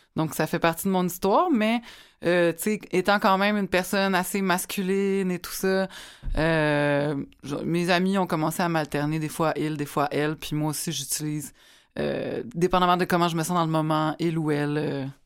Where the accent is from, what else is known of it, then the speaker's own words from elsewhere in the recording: Repentigny, Quebec, Canada; je viens de Repentigny